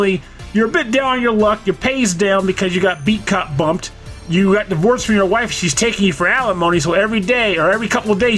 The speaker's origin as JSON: {"language": "English", "region": "Delaware", "country": "United States", "moved": "yes", "said": "I'm from Podunk, Delaware."}